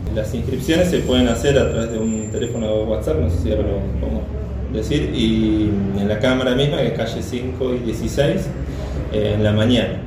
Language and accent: Spanish; Carhué, Buenos Aires Province, Argentina; yo soy soy de Carué, provincia de Buenos Aires